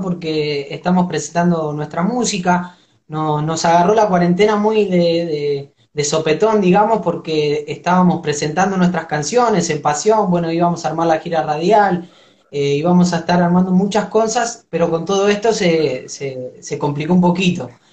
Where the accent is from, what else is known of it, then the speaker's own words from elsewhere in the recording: Argentina; yo soy del barrio de Villa Progreso